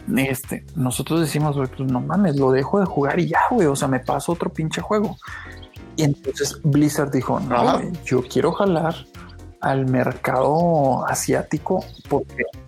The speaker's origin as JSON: {"language": "Spanish", "country": "Mexico", "said": "pues soy de México"}